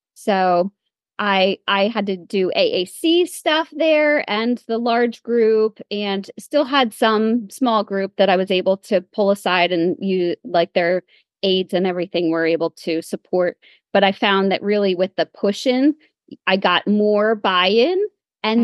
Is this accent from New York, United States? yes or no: no; Pennsylvania, United States; I came back to uh, the Lehigh Valley. I'm from Pennsylvania